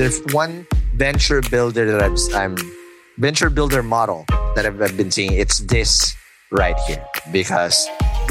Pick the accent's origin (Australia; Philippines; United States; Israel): Philippines; I'm obviously Filipino